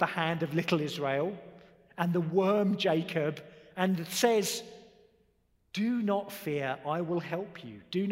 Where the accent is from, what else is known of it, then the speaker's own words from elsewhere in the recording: United Kingdom; I'm a Brit.